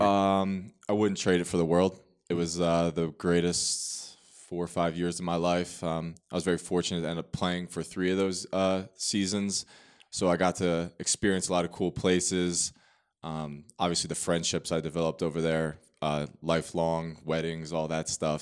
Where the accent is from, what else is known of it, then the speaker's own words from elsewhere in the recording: Manasquan, New Jersey, United States; moved away as an adult; I am born and raised in New Jersey, Monmouth County, so Manasquan, New Jersey.